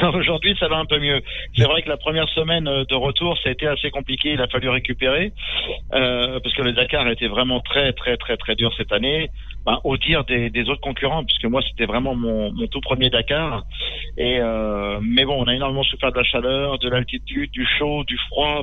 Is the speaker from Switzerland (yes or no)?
no; Châtellerault, Nouvelle-Aquitaine, France; Châtellerault, dans la Vienne. Je suis un pur produit euh, du Poitou.